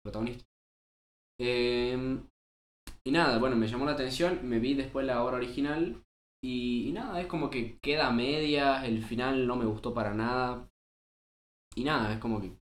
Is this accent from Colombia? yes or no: no; Salta, Argentina; somos unos pibes de Salta